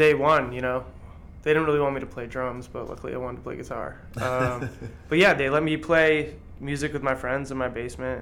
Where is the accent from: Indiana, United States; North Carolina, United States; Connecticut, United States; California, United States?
Connecticut, United States; Hartford; moved away as an adult; now in New York, United States; I grew up in Connecticut